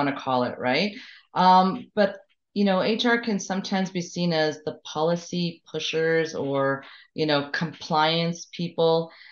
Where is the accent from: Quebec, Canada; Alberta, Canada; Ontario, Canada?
Quebec, Canada; Montreal; I'm from Montreal originally, born and raised